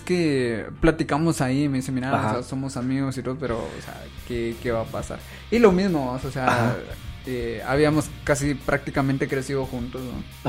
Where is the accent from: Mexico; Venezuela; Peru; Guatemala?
Guatemala; Jalapa; now in Guatemala City, Guatemala; yo soy de Jalapa